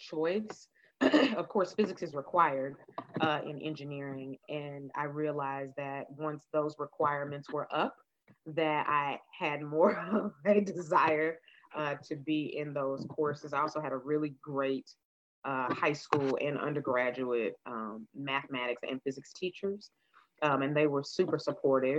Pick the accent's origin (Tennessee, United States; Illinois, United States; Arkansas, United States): Tennessee, United States; Nashville; I grew up in Nashville